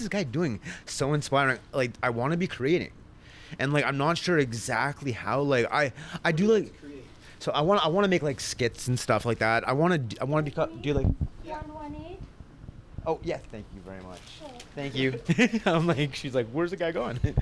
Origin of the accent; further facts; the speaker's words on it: Sudbury, Ontario, Canada; moved away as an adult; also born or lived in Elliot Lake / Toronto; I was born and raised in Sudbury